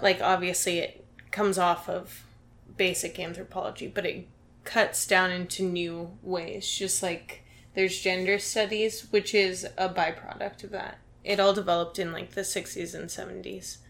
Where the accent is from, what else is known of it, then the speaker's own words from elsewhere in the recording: Dayton, Ohio, United States; I'm from Dayton, Ohio